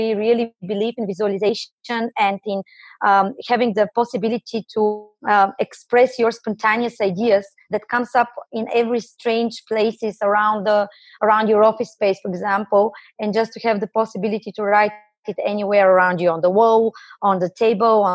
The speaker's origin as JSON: {"language": "English", "country": "Bulgaria", "said": "I'm coming from Bulgaria."}